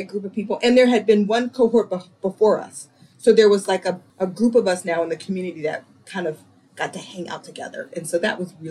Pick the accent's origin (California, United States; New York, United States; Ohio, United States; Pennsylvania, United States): Ohio, United States; Dayton; now in Rochester, United States; my sister and I were raised in Dayton in this beautiful little neighborhood